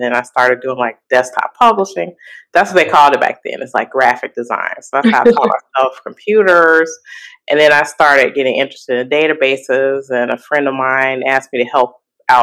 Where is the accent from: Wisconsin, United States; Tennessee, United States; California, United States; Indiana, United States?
Indiana, United States; Gary; moved away as an adult; now in Chicago, United States; I was born in Chicago. I grew up actually in Gary, Indiana.